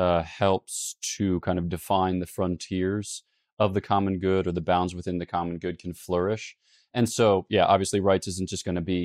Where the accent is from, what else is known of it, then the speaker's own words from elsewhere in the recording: United States; I, as an American